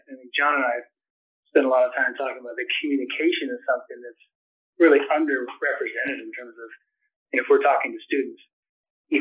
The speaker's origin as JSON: {"language": "English", "area": "San Francisco Bay Area", "region": "California", "country": "United States", "tie": "born or raised there", "moved": "as an adult", "said": "I was a San Francisco Bay Area kid"}